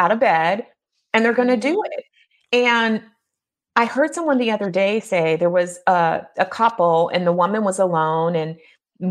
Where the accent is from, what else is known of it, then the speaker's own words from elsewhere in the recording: California, United States; now in Midwest, United States; growing up in California and moving to the Midwest, and even though my parents were Midwesterners